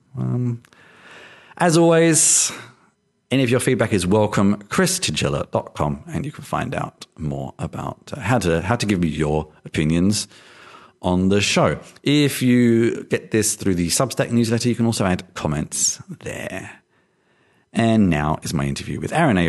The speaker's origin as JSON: {"language": "English", "country": "United Kingdom", "tie": "born or raised there", "said": "I grew up in the UK"}